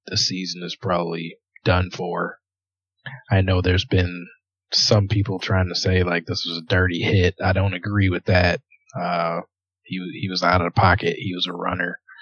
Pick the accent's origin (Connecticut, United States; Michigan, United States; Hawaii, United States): Michigan, United States; I'm from, I'm from Michigan